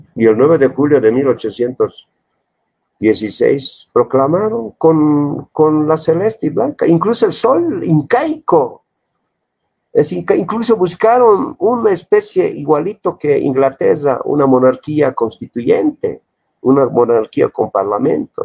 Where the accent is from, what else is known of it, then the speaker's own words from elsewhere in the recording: Bolivia; me han dado mi carrera de identidad boliviana